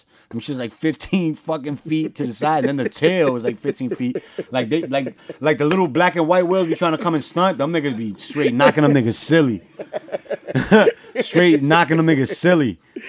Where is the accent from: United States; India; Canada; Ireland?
United States; New York City, New York; I'm from the Bronx.